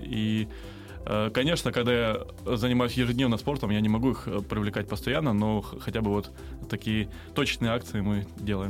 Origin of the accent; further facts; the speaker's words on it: Crimea, Ukraine; moved away; also born or lived in Kramatorsk, Donetsk Oblast; я сам, я сам крымчанин